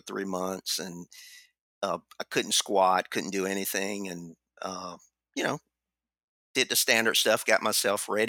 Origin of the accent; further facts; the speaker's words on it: the South, United States; I'm from the South